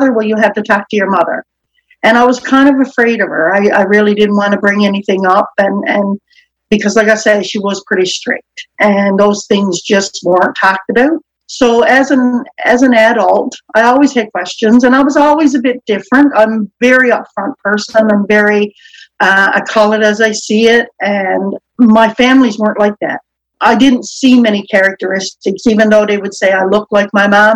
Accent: Newfoundland and Labrador, Canada; I will soon be 55, and I'm from Newfoundland

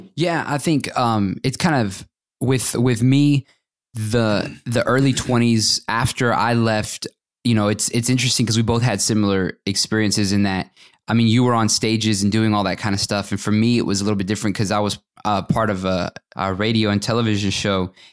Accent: Fort Worth, Texas, United States; moved away as an adult; also born or lived in Atlanta; I grew up in the Dallas-Fort Worth area and, uh, graduated from high school from Fort Worth.

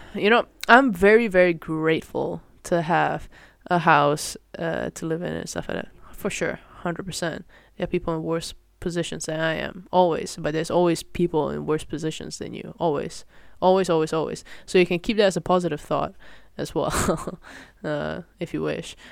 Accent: Malaysia; moved away as an adult; now in Netherlands; I grew up in Malaysia and, uh, yeah, coming to Netherlands for university

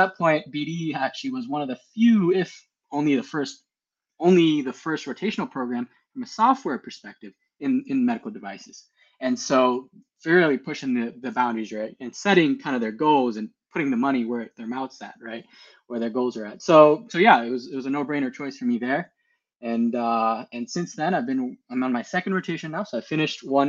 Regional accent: Southern California, United States; I grew up in Southern California, so got to enjoy the great weather. So I've been here since 2007

